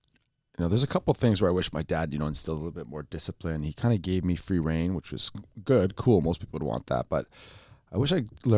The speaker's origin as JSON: {"language": "English", "country": "Lebanon", "tie": "born there", "said": "We grew up a little bit. Like I was born in Lebanon. I'm half Palestinian, half Pakistani. So we were born during the war, civil war."}